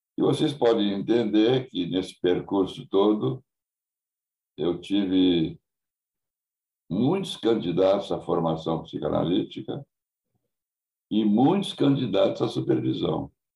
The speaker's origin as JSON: {"language": "Portuguese", "town": "Porto Alegre", "region": "Rio Grande do Sul", "country": "Brazil", "said": "Nunca saí de Porto Alegre"}